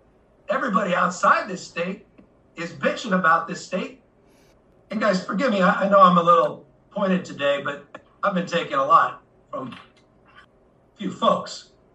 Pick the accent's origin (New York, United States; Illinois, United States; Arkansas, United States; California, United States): California, United States; But I do it with deep pride in this state. As a Californian, I'm a future ex-governor.